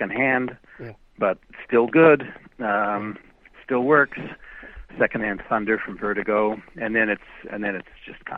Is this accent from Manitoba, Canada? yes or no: yes; Winnipeg, Manitoba, Canada; moved away; I taught at University of Manitoba in my hometown of Winnipeg for almost 20 years